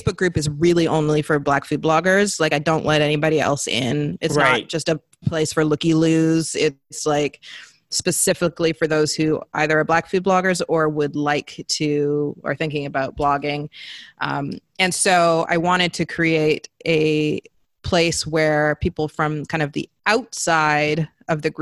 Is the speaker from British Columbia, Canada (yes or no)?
yes; British Columbia, Canada; also born or lived in Zambia; growing up in the Pacific Northwest, Canada